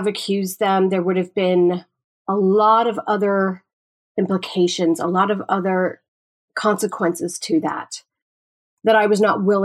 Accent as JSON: {"language": "English", "region": "New York", "country": "United States", "moved": "yes", "said": "I'm originally from New York"}